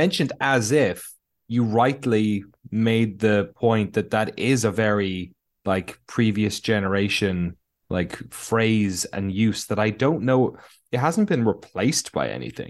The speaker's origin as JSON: {"language": "English", "country": "Ireland", "tie": "born or raised there", "said": "There's lots of words that aren't used outside of my hometown or outside of Ireland"}